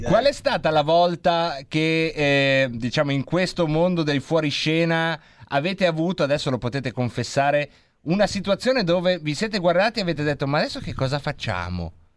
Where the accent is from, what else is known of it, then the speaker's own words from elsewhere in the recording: Lombardy, Italy; Dalle nostre parti si dice se fan